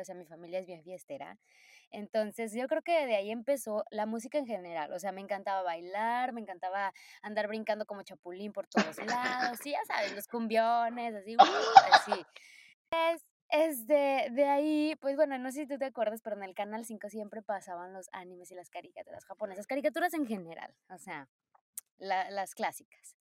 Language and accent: Spanish; Poza Rica, Veracruz, Mexico; moved away as an adult; now in Japan; soy de Poza Rica, Veracruz, orgullosa, orgullosamente, oye, orgullosamente jarocha